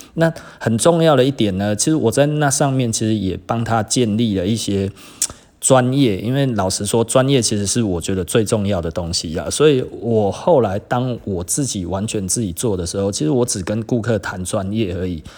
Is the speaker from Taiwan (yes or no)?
yes; Taiwan; 我们台湾人